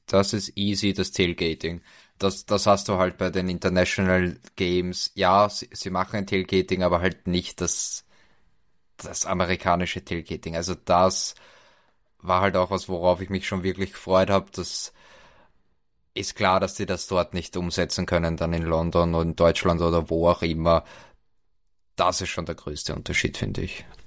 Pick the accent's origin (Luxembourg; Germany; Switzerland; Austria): Austria; Vienna; bei uns in Wien